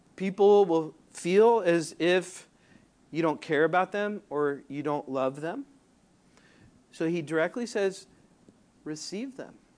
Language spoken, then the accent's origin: English; Southern California, United States; moved away; I'm from Southern California